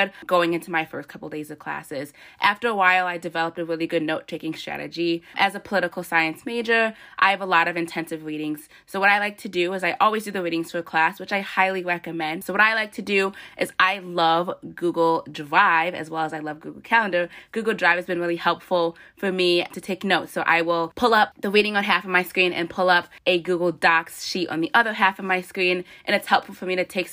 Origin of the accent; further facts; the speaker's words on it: West Bloomfield, Michigan, United States; I'm a senior from West Bloomfield, Michigan